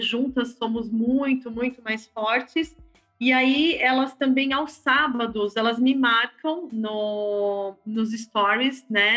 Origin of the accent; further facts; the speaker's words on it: São Paulo, Brazil; Eu sou nascida em São Paulo, no bairro do Ipiranga